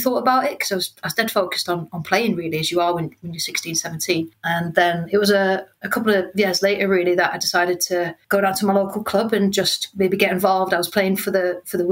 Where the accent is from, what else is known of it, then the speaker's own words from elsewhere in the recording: Newcastle upon Tyne, North East England, United Kingdom; I'm from Newcastle, so I'm from a football mad family and a football mad town